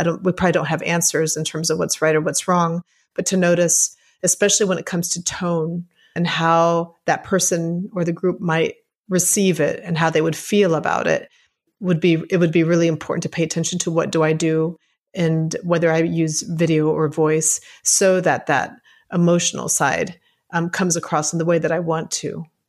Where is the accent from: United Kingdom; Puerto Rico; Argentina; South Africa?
Puerto Rico; moved away; I grew up in Puerto Rico